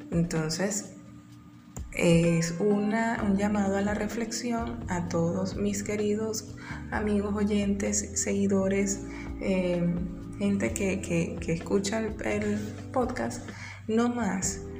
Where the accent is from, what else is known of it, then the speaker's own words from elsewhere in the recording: Venezuela; accent: Venezuelan; Si todo el mundo sabe que yo soy venezolana y estoy participando en el, en el concurso